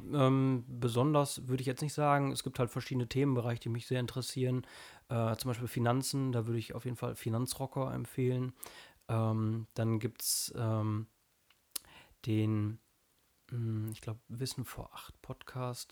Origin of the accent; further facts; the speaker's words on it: North Rhine-Westphalia, Germany; ich komme aus Nordrhein-Westfalen